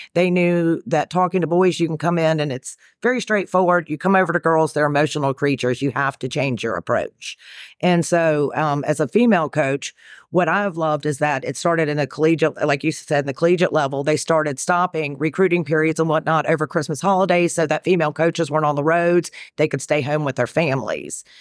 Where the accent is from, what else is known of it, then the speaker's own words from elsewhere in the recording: North Carolina, United States; accent: Carolina-ish; moved away as an adult; also born or lived in New York / South Alabama; now in Knoxville, United States; born in New York, raised in North Carolina, so I'm a fast-talking Southerner, but I'm currently living in Knoxville, Tennessee.